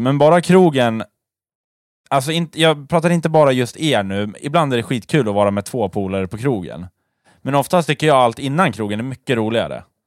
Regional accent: Sweden; vi svenskar

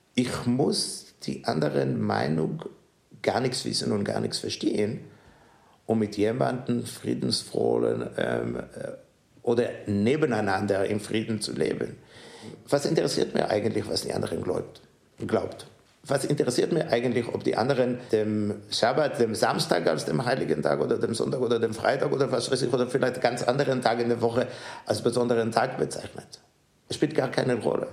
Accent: Israel; German is a second language; moved away as an adult; also born or lived in New York / Melbourne; now in Ulm, Germany; meine Heimat bleibt in Israel und ich fühle mich hier zu Hause.

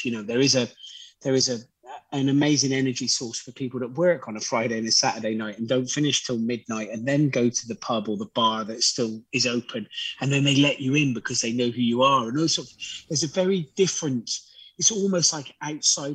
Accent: Gloucester, South West England, United Kingdom; I grew up in Gloucester

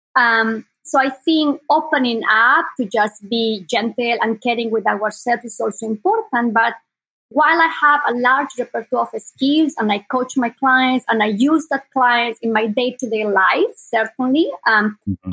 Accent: Sucre, Chuquisaca, Bolivia; English is a second language; moved away as an adult; now in Bay Area, United States; I was born in South America, in Bolivia, and I was born in the capital of Bolivia. It's a small city called Sucre.

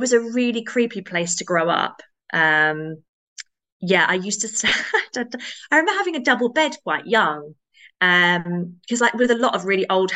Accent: Rochford, East of England, United Kingdom; also born or lived in Chelmsford, Essex; I was born in Rochford Hospital in Essex, which no longer exists

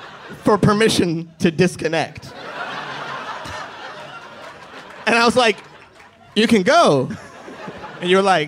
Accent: Las Vegas, Nevada, United States; I grew up in Las Vegas

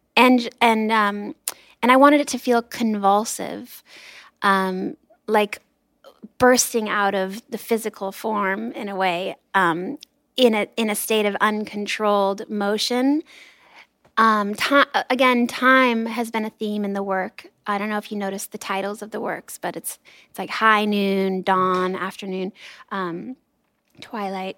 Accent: Los Angeles, California, United States; I grew up in Los Angeles

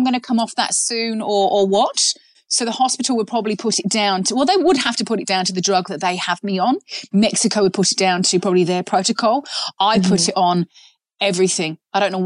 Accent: England, United Kingdom; I'm English

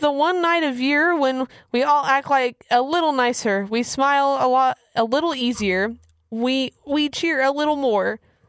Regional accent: Kansas, United States; I'm from Kansas, so we get snow all the time.

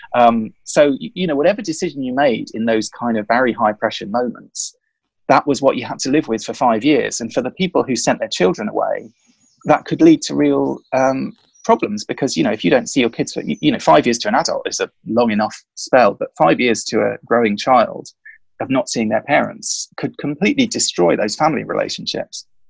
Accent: London, United Kingdom; moved away as an adult; now in Sussex, United Kingdom; I grew up in London. We moved down to Sussex about six months ago

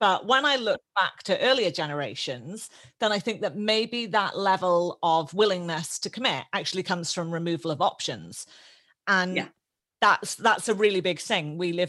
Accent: United Kingdom; now in Australia; And for me, obviously Australia, I'm a British Australian. Australia is my second home. I'm an Australian citizen and I love that.

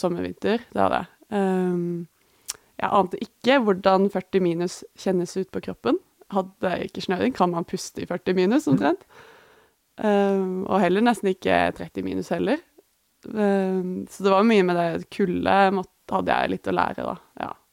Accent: Norway; hjemme i Norge.

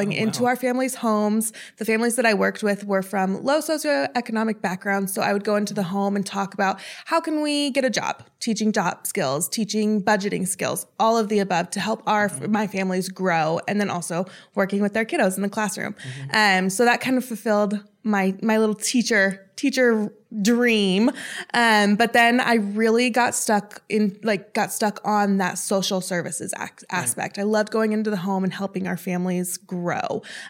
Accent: Chicago, Illinois, United States; I moved around a lot. I call Chicago home just because that's where I went to high school

